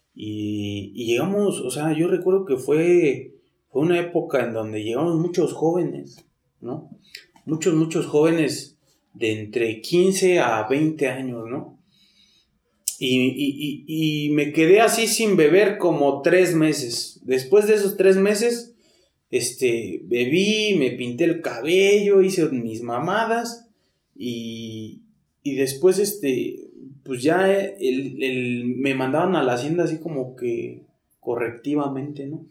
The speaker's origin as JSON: {"language": "Spanish", "region": "Mexico City", "country": "Mexico", "tie": "born or raised there", "said": "Yo soy de aquí, de, de, por la Merced. Toda mi vida nací, crecí ahí por la Meche, Tepito, Corro Mayor, todo eso por ahí soy"}